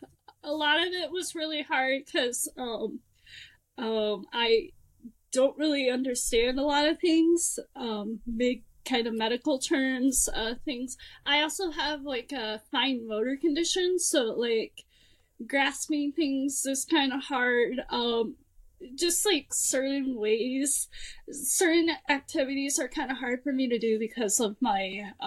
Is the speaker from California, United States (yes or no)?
yes; California, United States; also born or lived in Nebraska / Washington; So, I'm originally from Southern California. My father was actually in the Navy, so I moved around a lot, and we were stationed in Nebraska, and then he got stationed in Washington State